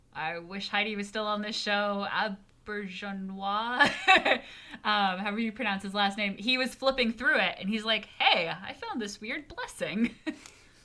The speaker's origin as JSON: {"language": "English", "region": "Connecticut", "country": "United States", "tie": "born or raised there", "said": "growing up in Waspy, Connecticut"}